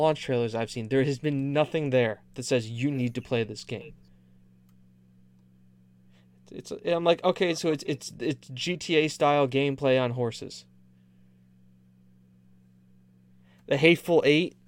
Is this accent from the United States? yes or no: yes; United States; I'm American